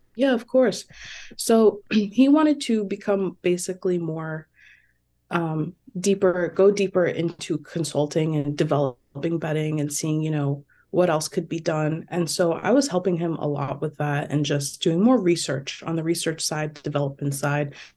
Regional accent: New Jersey, United States; also born or lived in Toronto, Canada; I've been in New Jersey for most of my life.

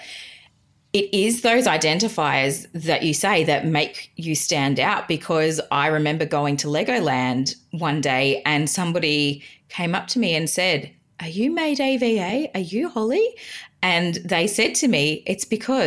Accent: Geelong, Victoria, Australia; being a Geelong girl

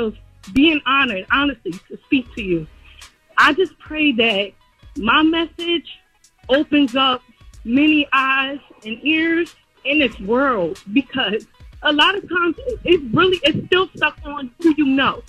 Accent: New York City, New York, United States; moved away as an adult; now in Pennsylvania, United States; I'm from New York, the Bronx, New York.

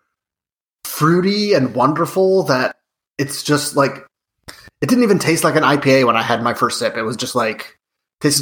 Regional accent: Midwest, United States; I'm also from the Midwest

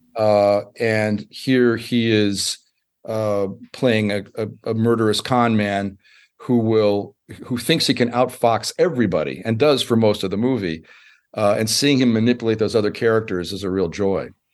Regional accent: United States; I'm an American

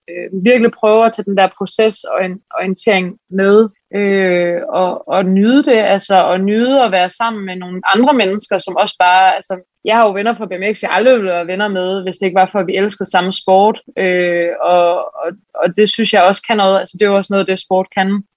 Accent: Aarhus, Central Denmark Region, Denmark; moved away as an adult; also born or lived in Switzerland; now in Copenhagen, Denmark; jeg kommer oprindeligt, jeg er fra Aarhus

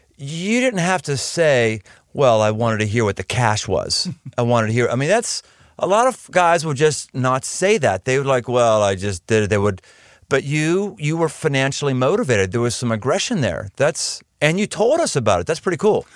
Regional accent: Pittsburgh, Pennsylvania, United States; I grew up in Pittsburgh

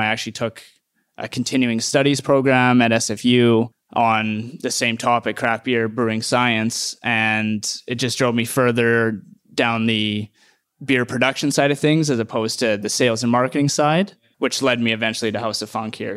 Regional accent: Edmonton, Alberta, Canada; moved away; I'm from Edmonton

